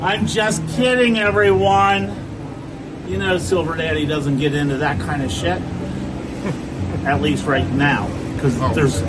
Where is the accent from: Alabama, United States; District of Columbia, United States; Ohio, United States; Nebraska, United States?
Ohio, United States; Cincinnati; I told him we're a German city.